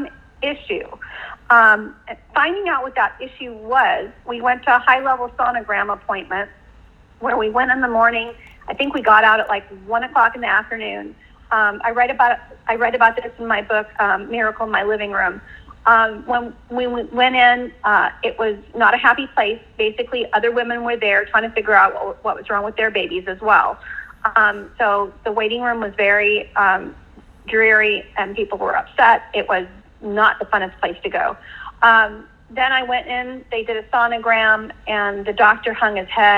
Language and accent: English; United States; I'm from America